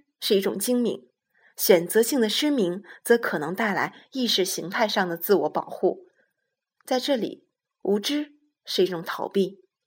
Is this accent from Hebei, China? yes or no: yes; Shijiazhuang, Hebei, China; now in Beijing, China; 我的家乡石家庄每年的雾霾天比北京还多